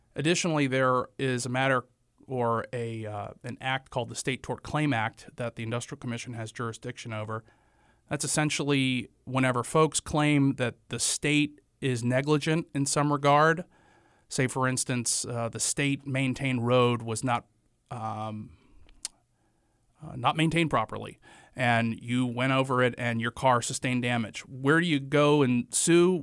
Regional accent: Morganton, North Carolina, United States; moved away as an adult; also born or lived in Greensboro, North Carolina / Chapel Hill, North Carolina; now in Wilmington, United States; I am originally from Morganton, North Carolina. It's the western part of North Carolina in the foothills, right on Interstate forty. I lived there until I was eighteen years old

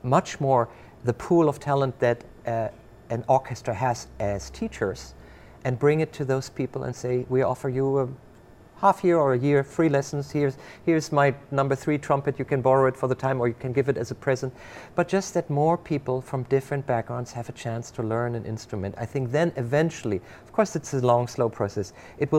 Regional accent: Germany; now in Rochester, United States; I grew up in Germany

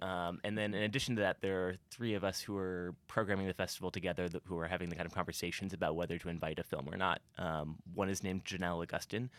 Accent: Columbia, Missouri, United States; I grew up in Columbia, I was born here

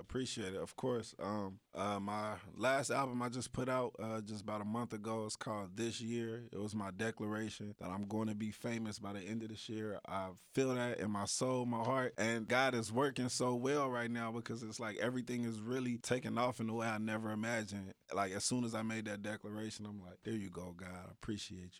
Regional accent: Dayton, Ohio, United States; growing up in Dayton, Ohio, you get exposed to a lot of negativity really fast.

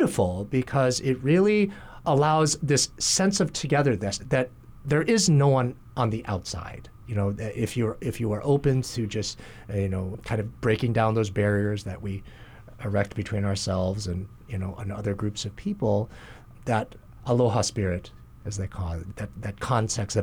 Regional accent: Kalamazoo / Battle Creek, Michigan, United States; also born or lived in New Jersey; now in Hawaii, United States; we moved to a town, Kalamazoo, in Battle Creek, Michigan.

